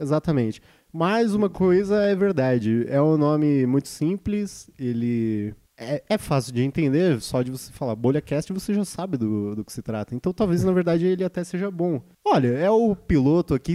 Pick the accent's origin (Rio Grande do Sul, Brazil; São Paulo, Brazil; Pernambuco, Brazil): São Paulo, Brazil; Ribeirão Pires; eu nasci em Ribeirão Pires, uma cidade.